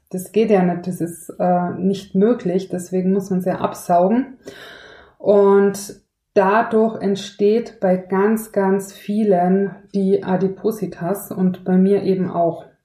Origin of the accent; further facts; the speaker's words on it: Tyrol, Austria; ich bin ja in Tirol aufgewachsen